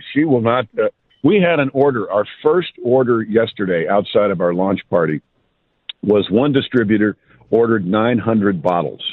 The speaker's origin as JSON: {"language": "English", "town": "Mount Kisco", "region": "New York", "country": "United States", "said": "I'm from Mount Kisco"}